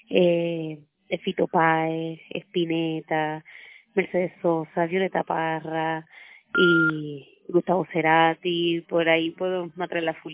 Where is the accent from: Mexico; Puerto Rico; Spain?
Puerto Rico; soy una cantautora puertorriqueña.